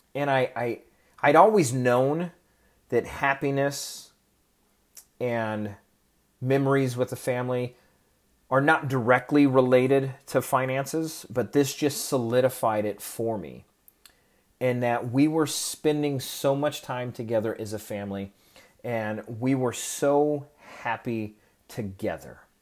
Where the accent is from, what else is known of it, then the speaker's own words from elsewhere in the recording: Oregon, United States; moved away; I grew up in Oregon and it rains all the time there